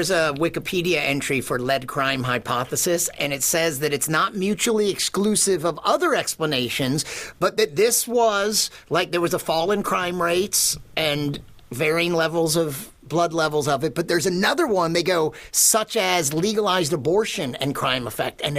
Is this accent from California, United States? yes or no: yes; San Francisco, California, United States; I'm not really an American. I'm from San Francisco. It's sort of like southern Canada.